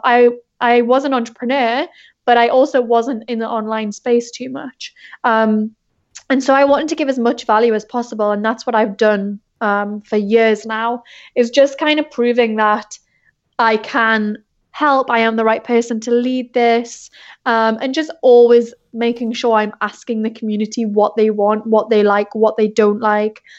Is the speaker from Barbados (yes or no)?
no; England, United Kingdom; moved away as an adult; now in South Bay, United States; I'm originally from England, but I've been in the States for, like, four years now.